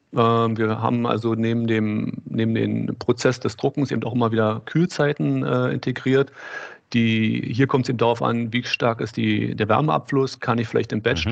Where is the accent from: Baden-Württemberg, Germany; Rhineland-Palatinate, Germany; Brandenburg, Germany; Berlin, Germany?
Berlin, Germany; ich komme hier aus Berlin, habe in Berlin Maschinenbau studiert